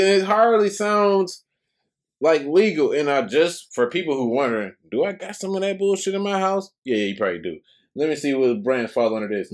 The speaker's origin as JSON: {"language": "English", "country": "United States", "tie": "born or raised there", "said": "representative of not just America, but my hometown"}